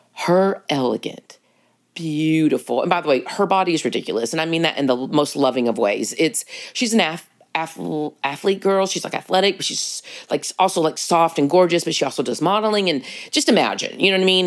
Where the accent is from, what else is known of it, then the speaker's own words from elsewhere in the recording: Texas, United States; being a Texan